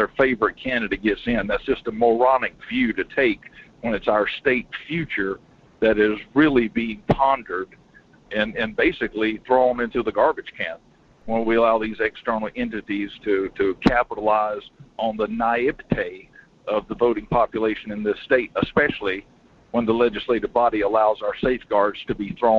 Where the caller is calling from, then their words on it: Denali, Alaska, United States; It's … out of Denali.